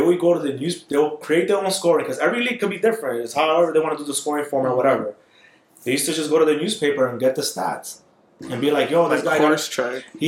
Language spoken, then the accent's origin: English; New York, United States; I'm from New York.